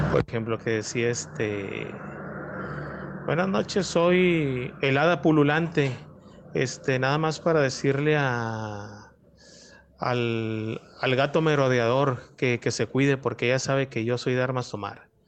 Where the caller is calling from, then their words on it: Monterrey, Nuevo León, Mexico; de Monterrey.